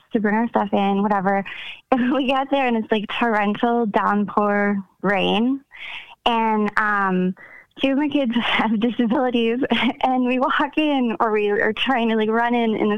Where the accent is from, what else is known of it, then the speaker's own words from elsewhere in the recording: Connecticut, United States; now in Minnesota, United States; So we live in Minnesota, but I'm from Connecticut.